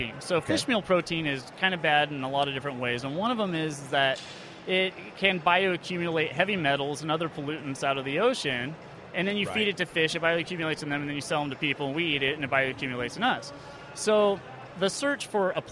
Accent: Monmouth, Oregon, United States; I'm from Monmouth, Oregon

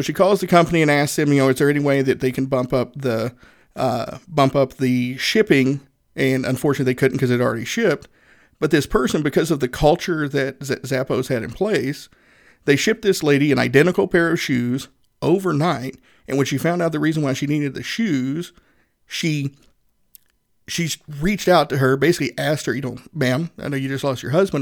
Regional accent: Northeast Tennessee, United States; I'm a Southerner, uh, born and raised in Northeast Tennessee

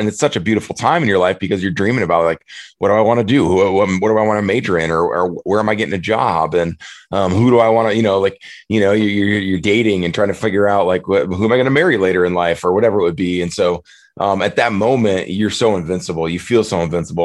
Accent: Prairie du Chien, Wisconsin, United States; moved away as an adult; I'm back in my hometown of Prairie du Chien for the for the summer in, in, Wisconsin.

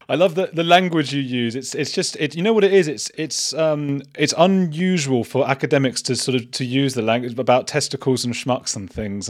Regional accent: Watford, East of England, United Kingdom; also born or lived in Bristol; I'm from Watford

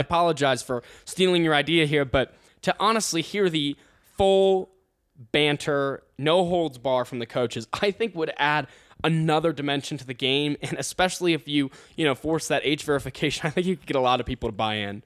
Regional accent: Ohio, United States; moved away as an adult; I'm from Ohio.

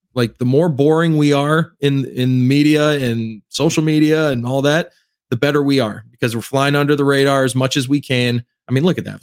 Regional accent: Cleveland, Ohio, United States; I'm actually from Cleveland

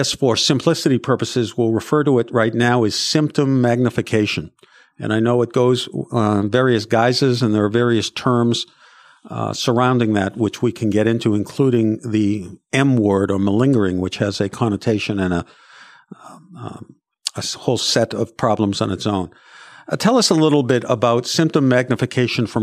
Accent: Boston, Massachusetts, United States; my hometown, the city of Boston

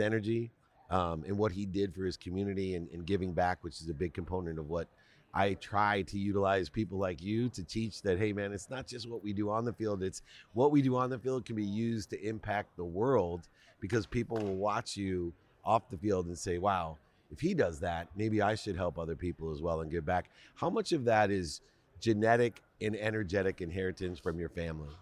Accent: Akron, Ohio, United States; I grew up poor in Akron, Ohio

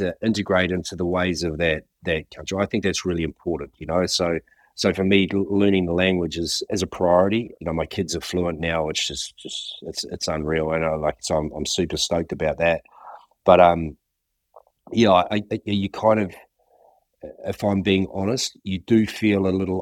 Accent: New Zealand; growing up in New Zealand in the '70s and early '80s

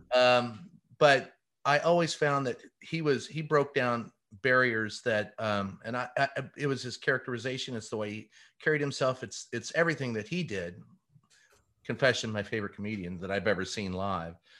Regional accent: Louisville, Kentucky, United States; us growing up in Louisville, Kentucky.

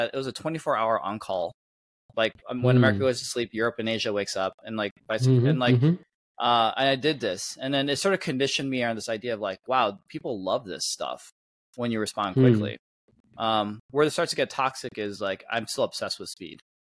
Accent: Michigan, United States; moved away as an adult; growing up in Michigan

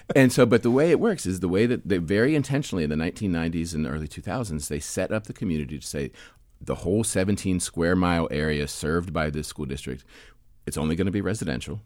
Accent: Penn Hills, Pennsylvania, United States; moved away as an adult; I grew up in a suburb outside of Pittsburgh called Penn Hills

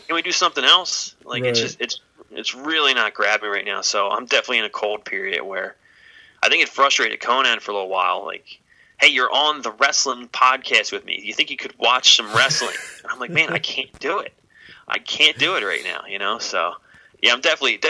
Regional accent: Philadelphia, Pennsylvania, United States; I'm from Philadelphia, so ECW was home base

